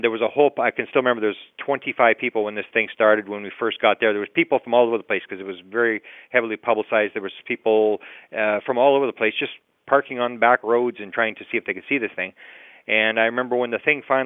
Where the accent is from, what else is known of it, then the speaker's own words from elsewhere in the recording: Winnipeg, Manitoba, Canada; I grew up here in Winnipeg, Manitoba, Canada. I've lived here my whole life